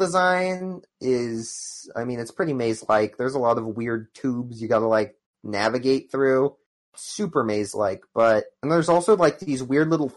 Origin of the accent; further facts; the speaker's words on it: United States; I'm an American